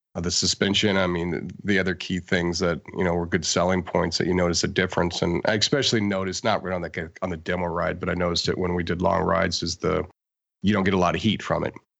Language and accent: English; Denver, Colorado, United States; I grew up in Denver